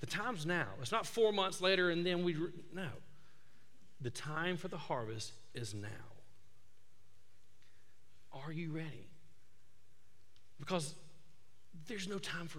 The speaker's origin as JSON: {"language": "English", "town": "Tuscaloosa", "region": "Alabama", "country": "United States", "tie": "born or raised there", "moved": "yes", "said": "I'm from Tuscaloosa, grew up there"}